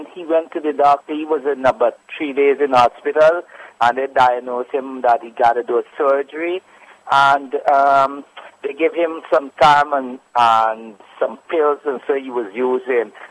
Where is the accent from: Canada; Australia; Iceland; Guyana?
Guyana; I'm from Guyana, right?